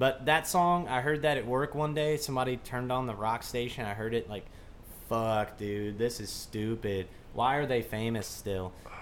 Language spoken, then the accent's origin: English; Kentucky, United States; I grew up in Kentucky